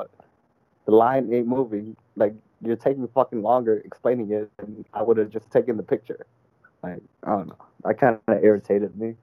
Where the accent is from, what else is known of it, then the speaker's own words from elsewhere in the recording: Stockton, California, United States; I was from Stockton